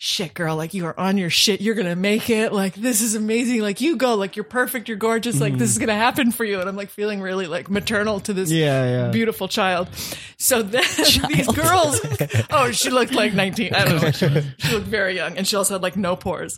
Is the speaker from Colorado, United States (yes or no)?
yes; Western Colorado, United States; Western Colorado.